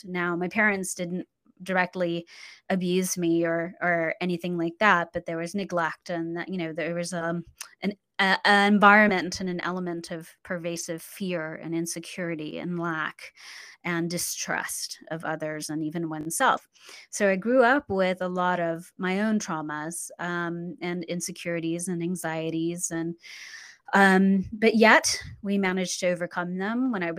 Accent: Central Luzon, Philippines; born there; Well, I was born in the Philippines on Clark Air Force Base. My dad was an airman and my mom was Filipino woman.

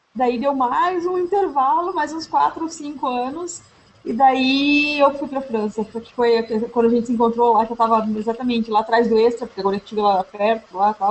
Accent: Curitiba, Paraná, Brazil; moved away as an adult; now in Montreal, Canada; eu sou curitibana, eu vivi 90% da minha vida em Curitiba

